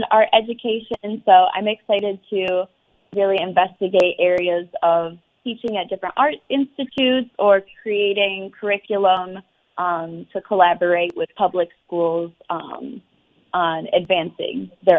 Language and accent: English; Kalamazoo, Michigan, United States; So growing up in Kalamazoo, I definitely think it really brings the community together.